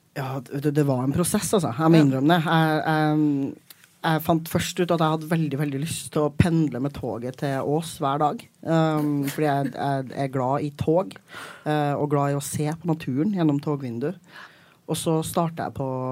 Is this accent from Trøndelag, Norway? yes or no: yes; Trøndelag, Norway; now in Oslo, Norway; jeg er trønder